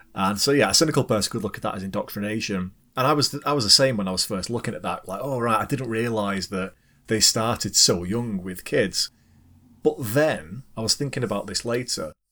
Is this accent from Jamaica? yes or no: no; United Kingdom; as a Brit